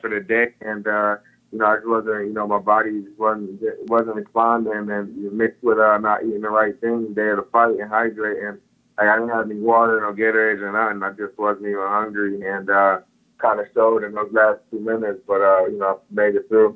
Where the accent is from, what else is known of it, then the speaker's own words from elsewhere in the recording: Rochester, New York, United States; I'm from Rochester, New York, which is an hour away